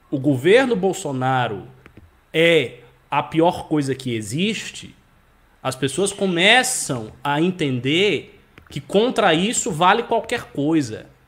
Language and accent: Portuguese; Northeast Region, Brazil; Eu sou nordestino, eu preciso de um computador novo.